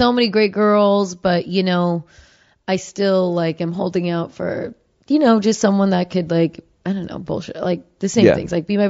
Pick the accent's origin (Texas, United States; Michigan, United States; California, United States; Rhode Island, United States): California, United States; Bay Area; I am from the Bay Area.